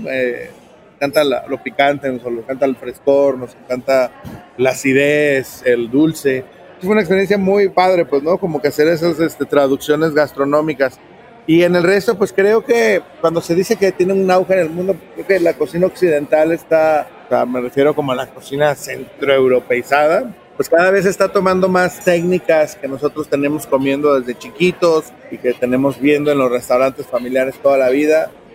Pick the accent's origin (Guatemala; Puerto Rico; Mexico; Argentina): Mexico; Guadalajara, Jalisco; con la región de donde soy, con la ciudad de donde soy, que es Guadalajara, pero se extiende pues a toda la región del Bajío